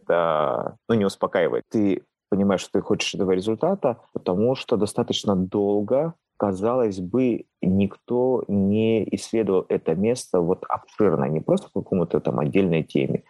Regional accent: Pyatigorsk, Stavropol Krai, Russia; родного города, то есть потому что я родился в Пятигорске

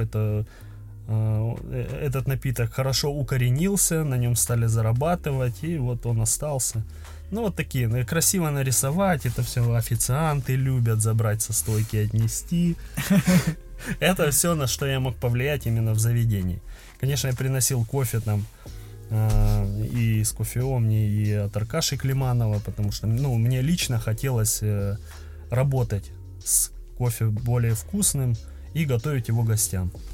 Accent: Krasnodar, Krasnodar Krai, Russia; я из Краснодара

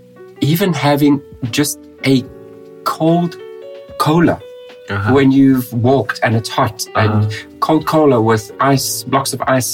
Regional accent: South Africa; now in Russia; I'm South African

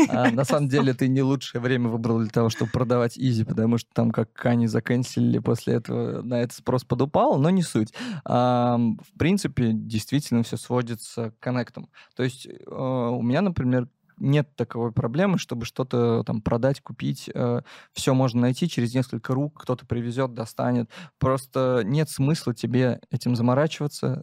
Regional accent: Penza, Penza Oblast, Russia; я из Пензы

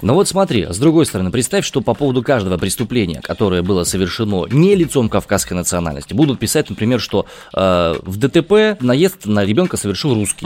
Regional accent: Omsk, Omsk Oblast, Russia; я родом из Омска

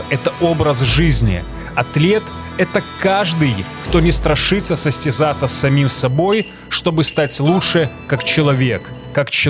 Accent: Belarus; я белорус, сценарист, атлет и стоик.

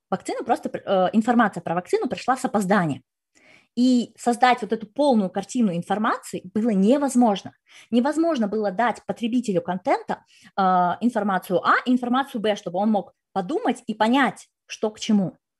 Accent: Kazakhstan; я сама из Казахстана

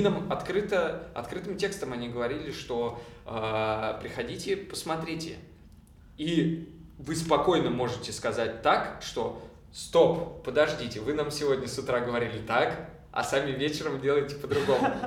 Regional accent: Kopeysk, Chelyabinsk Oblast, Russia; now in Moscow, Russia; Я из города Копейск, такой есть город в Челябинской области.

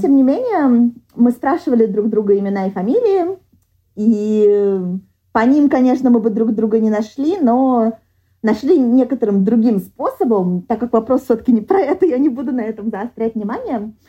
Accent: Moscow, Russia; moved away as an adult; now in Sweden; я вообще из Москвы никуда не уеду

